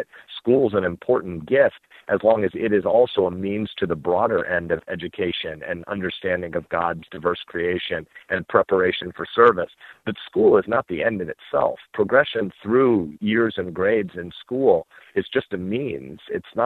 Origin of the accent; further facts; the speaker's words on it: Nebraska, United States; moved away as an adult; We live back in my hometown now in Nebraska, a farm town about an hour outside of Omaha.